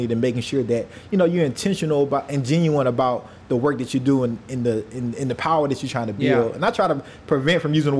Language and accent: English; United States; I'm American